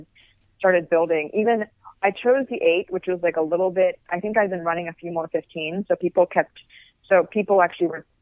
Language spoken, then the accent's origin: English; California, United States; I'm from California